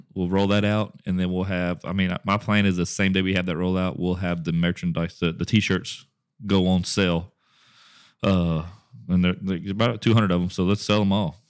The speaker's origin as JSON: {"language": "English", "town": "Westlake", "region": "Louisiana", "country": "United States", "tie": "born or raised there", "said": "my hometown of Westlake, Louisiana"}